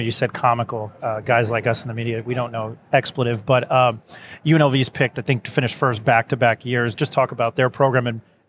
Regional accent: Albuquerque, New Mexico, United States; I'm from Albuquerque.

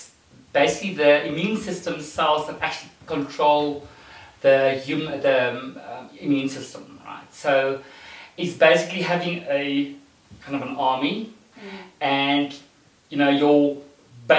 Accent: Standerton, Mpumalanga, South Africa; moved away as an adult; now in Johannesburg, South Africa; I grew up in a town called Standerton, so it's in Mpumalanga. Born, raised there, and then I moved to Joburg when I came to live to study.

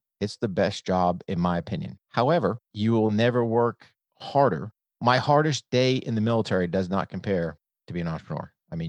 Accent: New Hampshire, United States; So I grew up in New Hampshire, came from a military family.

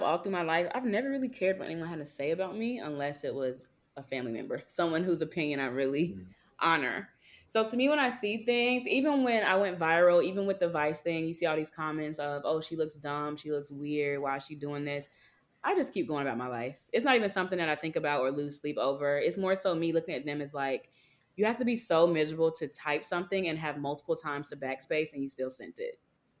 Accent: the South, United States; Cause it's like, I'm from the South. Southern sweetheart was never this mean growing up

